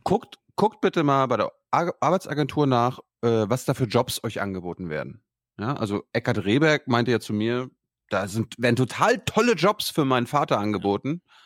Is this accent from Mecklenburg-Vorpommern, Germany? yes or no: yes; rural Mecklenburg, Mecklenburg-Vorpommern, Germany; in meiner Heimat, ja, auf dem Mecklenburgischen Land